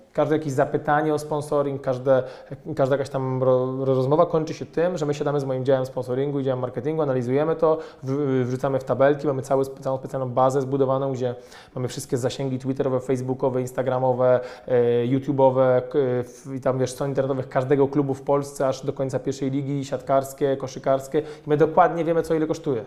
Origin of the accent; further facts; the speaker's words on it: Poland; my pochodzimy z małego miasta